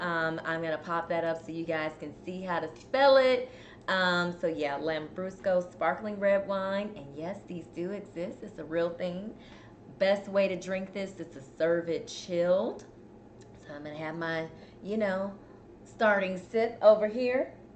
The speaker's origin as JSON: {"language": "English", "town": "Chicago", "region": "Illinois", "country": "United States", "moved": "yes", "lives_now": "Houston, United States", "said": "I'm from Chicago, but I just cannot handle the cold like I used"}